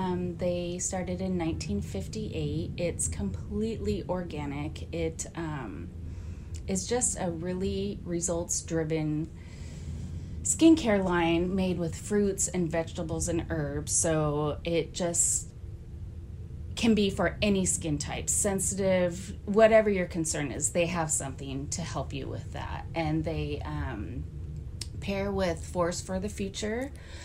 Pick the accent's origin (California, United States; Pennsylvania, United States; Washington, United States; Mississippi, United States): Washington, United States; Renton; also born or lived in Gig Harbor; now in Anacortes, United States